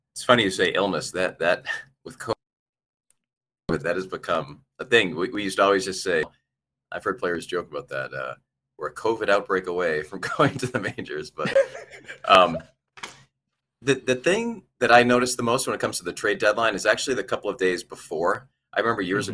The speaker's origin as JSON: {"language": "English", "region": "East Coast", "country": "United States", "tie": "born or raised there", "said": "I grew up on the East Coast"}